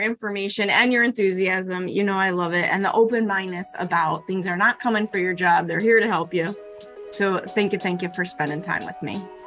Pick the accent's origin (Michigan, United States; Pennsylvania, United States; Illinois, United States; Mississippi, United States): Illinois, United States; Chicago; I'm from Chicago